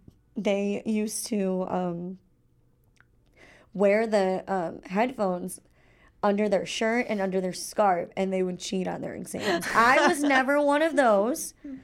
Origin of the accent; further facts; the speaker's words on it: Illinois, United States; It's funny because I live in Illinois, but I live just a couple miles south of Chicago, so I technically, like, I'm from the Midwest, but I have no idea.